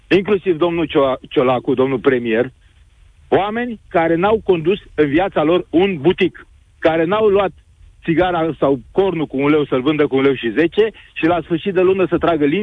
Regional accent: Craiova, Dolj, Romania; sunt din Craiova

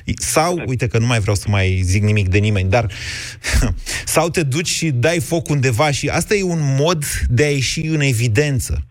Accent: Oltenia, Romania; eu sunt oltean

